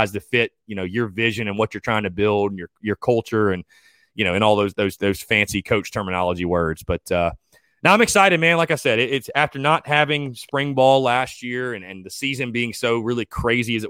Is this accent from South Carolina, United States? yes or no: yes; North Augusta, South Carolina, United States; Growing up in North Augusta, South Carolina, right on the border